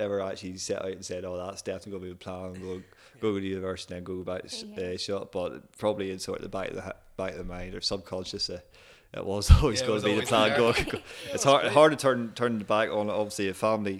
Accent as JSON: {"language": "English", "town": "Kilkeel", "region": "Northern Ireland", "country": "United Kingdom", "tie": "born or raised there", "also_born_or_lived": "Dundee, Scotland", "said": "born and raised in Kilkeel"}